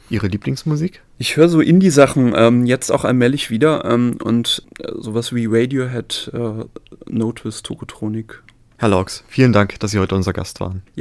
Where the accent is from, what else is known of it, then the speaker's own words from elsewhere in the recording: Spießen-Elversberg, Saarland, Germany; Sie haben gerade dankenswerterweise gesagt, ich komme aus Neunkirchen, bin aber eigentlich noch, noch nicht mal aus der Stadt Neunkirchen, sondern aus dem Dorf Spießen-Elversberg.